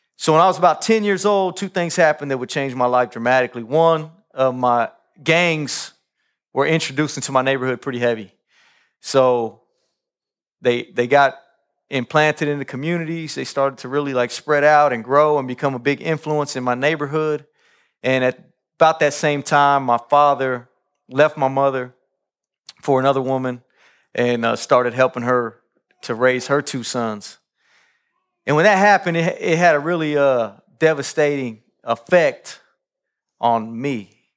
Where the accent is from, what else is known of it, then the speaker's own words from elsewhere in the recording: Kansas City, Kansas, United States; I grew up in Kansas City, Kansas, uh, Wyandotte County, uh, on tenth Street